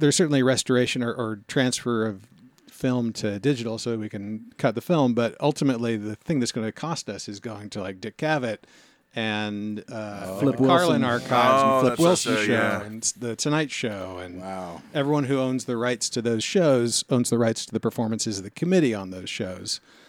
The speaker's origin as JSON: {"language": "English", "town": "Yokohama", "region": "Kanagawa", "country": "Japan", "tie": "born there", "said": "I was born in Yokohama."}